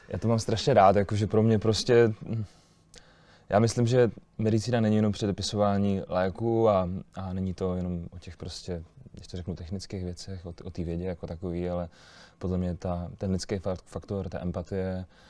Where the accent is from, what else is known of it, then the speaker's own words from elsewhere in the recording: Olomouc, Olomouc Region, Czechia; jak jsem z Olomouce, jak jsem z Haný